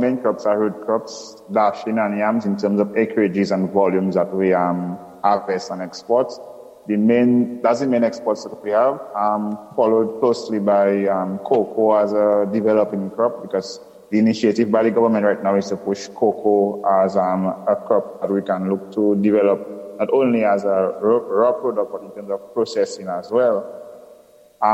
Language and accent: English; Bath Estates, Saint George, Dominica; I spent most of my childhood living in Bath Estates.